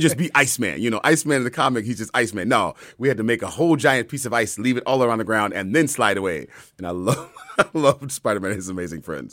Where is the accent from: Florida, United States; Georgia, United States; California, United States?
California, United States; Bay Area; I'm from the Bay Area